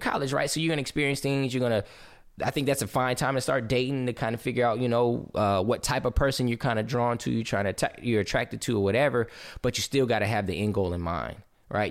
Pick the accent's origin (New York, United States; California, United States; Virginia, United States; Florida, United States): California, United States; Southern; growing up in Southern California